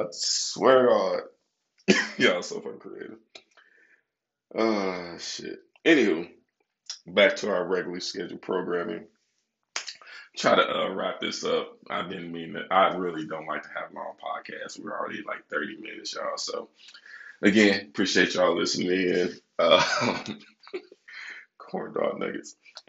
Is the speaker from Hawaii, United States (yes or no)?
no; Michigan, United States; Now, I'm from Michigan, right?